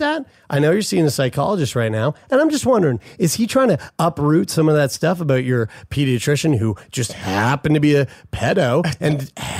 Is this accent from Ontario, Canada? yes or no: no; St. John's, Newfoundland and Labrador, Canada; moved away; St. John's, Newfoundland. That's my fucking shit. That's my hometown. Where I was born.